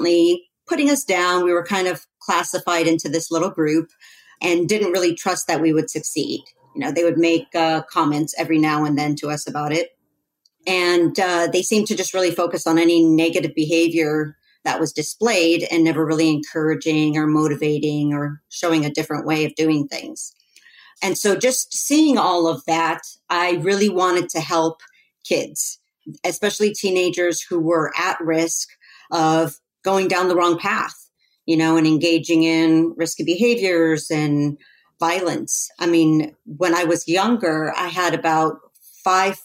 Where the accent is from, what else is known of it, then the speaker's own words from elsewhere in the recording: Los Angeles, California, United States; I grew up in Los Angeles